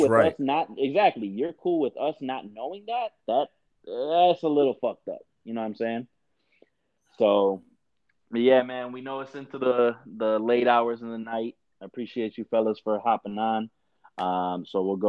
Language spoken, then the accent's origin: English; Chicago, Illinois, United States; I'm from Chicago and the Southwest suburbs.